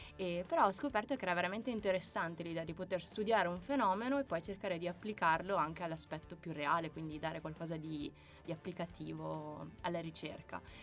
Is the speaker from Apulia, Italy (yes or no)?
yes; Apulia, Italy; now in Veneto, Italy; io sono pugliese